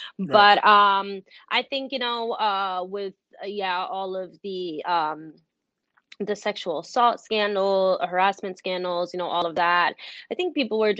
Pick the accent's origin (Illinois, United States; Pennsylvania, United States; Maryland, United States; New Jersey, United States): New Jersey, United States; moved away as an adult; also born or lived in New York; I'm from Jersey, and that's actually where I live and organize now.